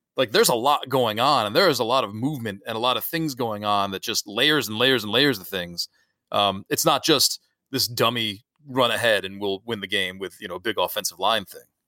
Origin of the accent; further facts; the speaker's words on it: Syracuse, New York, United States; I grew up in Syracuse